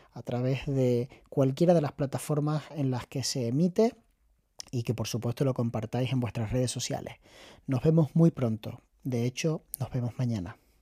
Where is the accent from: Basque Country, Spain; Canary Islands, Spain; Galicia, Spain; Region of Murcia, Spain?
Canary Islands, Spain; accent: Canarian; siendo canario, que no es fácil porque hablamos muy aspirado